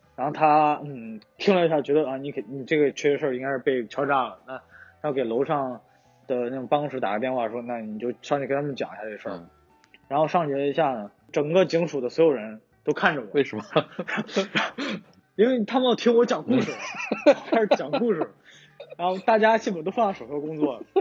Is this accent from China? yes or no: yes; China; now in Osaka, Japan; 然后我又是个中国人